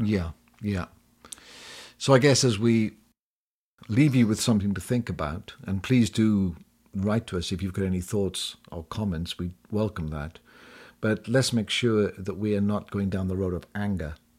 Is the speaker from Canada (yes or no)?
no; United Kingdom; also born or lived in United States; now in Spain; we are British after all, yes, living in exile in sunny Spain